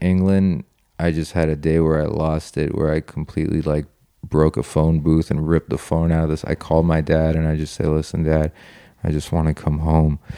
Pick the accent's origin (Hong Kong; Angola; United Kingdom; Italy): Italy; moved away; also born or lived in Iran / California; I wanna go back to Italy, I wanna go back to my hometown